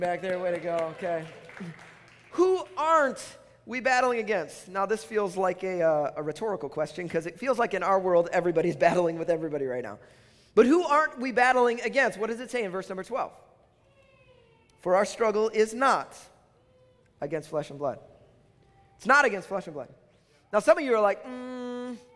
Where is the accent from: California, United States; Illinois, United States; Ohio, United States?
Illinois, United States; Chicago; now in Minnesota, United States; I'm from Chicago